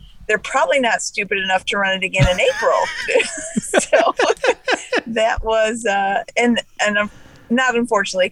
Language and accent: English; New York, United States; now in South Carolina, United States; I'm originally from New York, and so live in South Carolina now